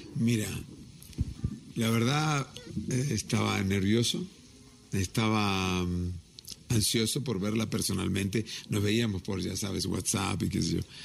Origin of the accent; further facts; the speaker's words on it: Mexico; soy mexicano hasta las pampas